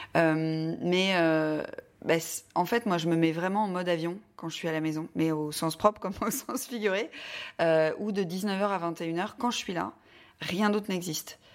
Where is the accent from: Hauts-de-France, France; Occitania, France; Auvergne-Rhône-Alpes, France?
Hauts-de-France, France; the North; now in Paris, France; je viens du Nord, je ne suis pas du tout parisienne